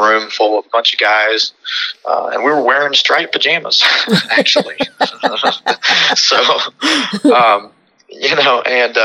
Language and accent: English; Houston, Texas, United States; also born or lived in California; I was born in Houston, Texas on June 18th of 1983 at Texas Women's Hospital on Fannin Road